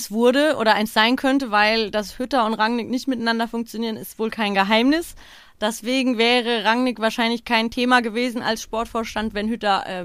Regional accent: Frankfurt, Hesse, Germany; A, sind wir Frankfurter es nicht gewohnt, dass so wirtschaftliche Entscheidungen in einem Verein getroffen werden

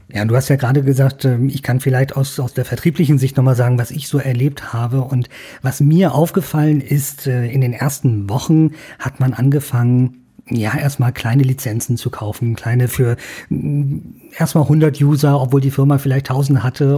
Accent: Bavaria, Germany; bei uns in Bayern

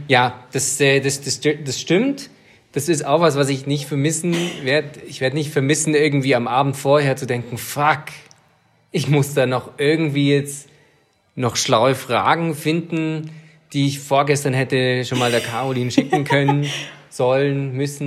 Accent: Swabia, Germany; ich als Schwabe

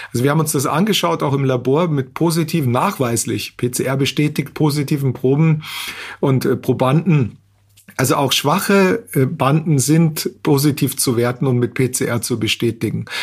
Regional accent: Austria; bei uns in Österreich

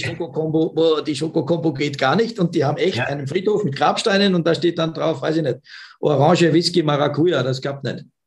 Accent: Austria; bei uns in Österreich

